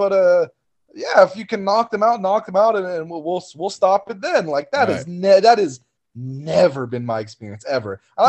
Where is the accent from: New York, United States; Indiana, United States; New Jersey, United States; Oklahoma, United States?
Oklahoma, United States; But where I came from Oklahoma, when I was an amateur, there was a lot more of those people.